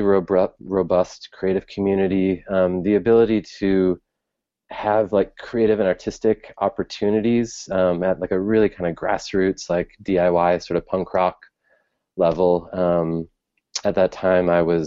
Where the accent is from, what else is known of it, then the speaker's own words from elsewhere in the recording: Detroit, Michigan, United States; moved away as an adult; also born or lived in New York; now in Chicago, United States; I grew up in Detroit, Michigan